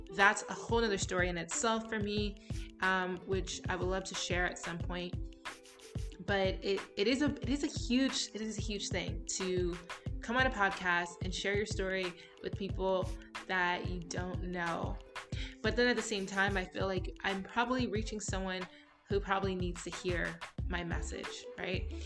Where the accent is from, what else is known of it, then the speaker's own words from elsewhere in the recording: United States; moved away as an adult; also born or lived in Bloomsburg, Pennsylvania / Florida; now in United Arab Emirates; being an American, being biracial, and having such a huge family